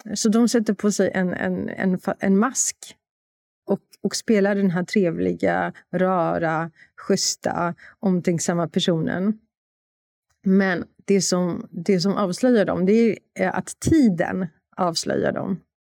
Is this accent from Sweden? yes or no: no; Warsaw, Masovian Voivodeship, Poland; moved away; Jag är från Warszawa